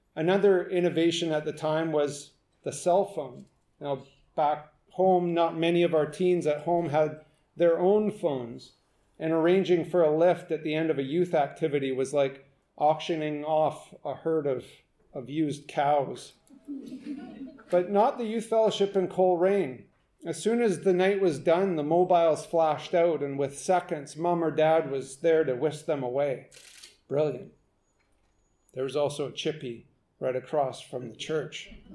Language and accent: English; western Canada, British Columbia, Canada; I'm from about as far west in Canada that you can possibly get